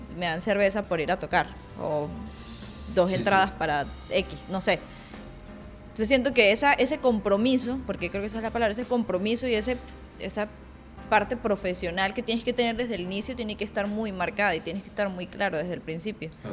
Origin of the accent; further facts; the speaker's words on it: Mérida, Venezuela; Leo y yo somos de Mérida, es otra ciudad un poquito más pequeña